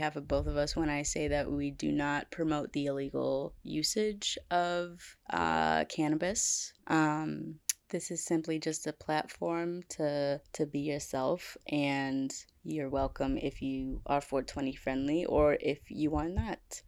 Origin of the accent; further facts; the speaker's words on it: Milwaukee, Wisconsin, United States; We're in Wisconsin. We're from Milwaukee